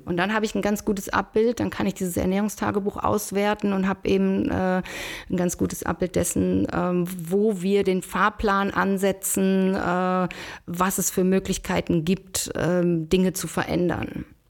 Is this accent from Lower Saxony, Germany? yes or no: no; Schwerte, North Rhine-Westphalia, Germany; now in Bonn, Germany; bin aber gebürtige Schwerterin, Schwerte ähm, bei Dortmund